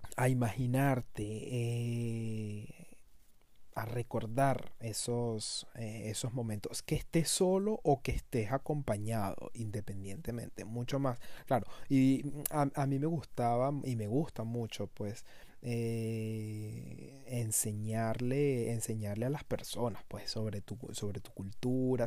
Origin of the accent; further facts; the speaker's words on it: Caracas, Capital District, Venezuela; moved away as an adult; now in France; Caracas, a mi ciudad natal, y, y me, me trasladó a esos momentos en los que yo iba para el liceo